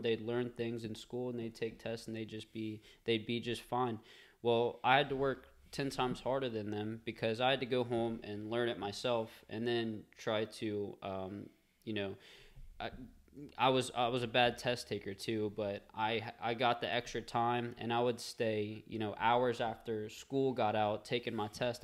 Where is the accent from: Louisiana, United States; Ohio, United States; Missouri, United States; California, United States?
Louisiana, United States; Covington; also born or lived in Madisonville, Louisiana; I grew up in Covington, and I live in Madisonville now